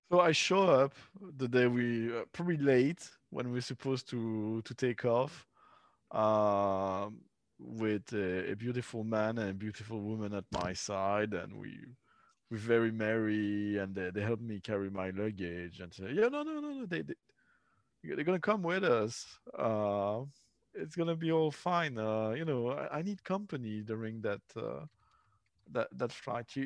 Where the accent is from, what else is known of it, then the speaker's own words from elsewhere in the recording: Belgium; I was born in Belgium